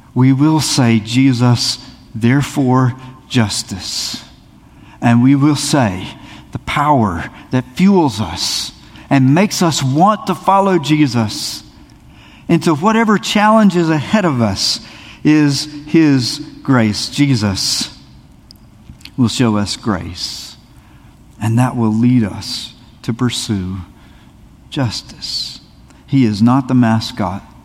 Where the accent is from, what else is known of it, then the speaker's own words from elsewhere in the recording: South Carolina, United States; I grew up in a little town in South Carolina